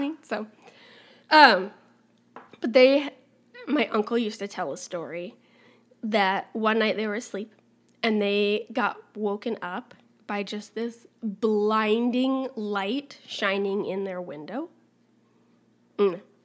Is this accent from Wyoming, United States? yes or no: yes; Wyoming, United States; we grew up in Wyoming